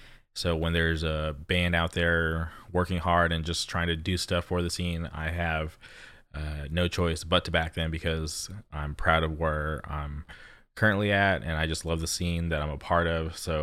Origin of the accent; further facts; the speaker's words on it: Palm Springs, California, United States; now in Orange County, United States; When I grew up in Palm Springs, like I've said, our scene was just kind of off and on